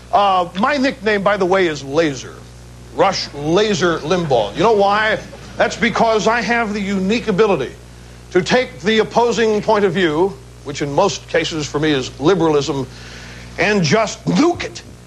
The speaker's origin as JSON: {"language": "English", "region": "Midwest", "country": "United States", "tie": "born or raised there", "said": "I was born in the Midwest"}